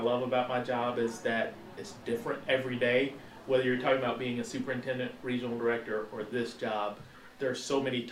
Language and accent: English; Paris, Texas, United States; my hometown of Paris, Texas